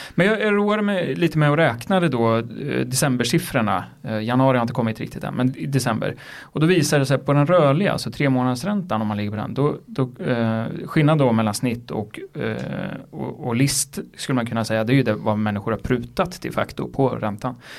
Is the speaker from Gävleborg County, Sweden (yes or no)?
yes; Gävle, Gävleborg County, Sweden; Gävle där jag kommer ifrån